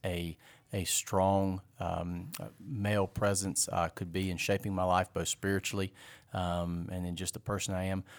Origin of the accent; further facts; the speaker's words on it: Fort Mill, South Carolina, United States; I was raised here in Fort Mill